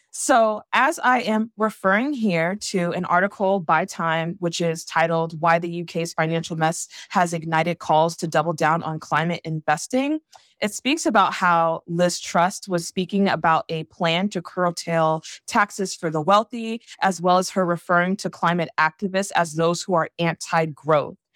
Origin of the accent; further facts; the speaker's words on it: Savannah, Georgia, United States; someone who's from, born and raised in Savannah, Georgia, also has ties in Charleston